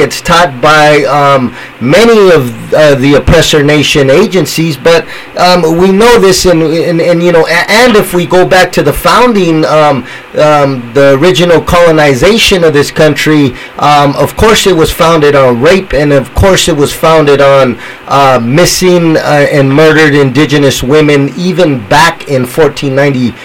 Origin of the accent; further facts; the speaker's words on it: San Jose, California, United States; I'm from San Jose, so here in San Jose